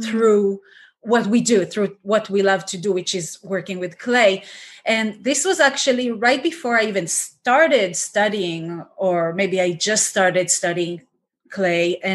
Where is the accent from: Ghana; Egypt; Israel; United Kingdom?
Israel; moved away as an adult; now in United States; I was um, born and raised in Israel, but now I live in the States and my whole family is still in Israel.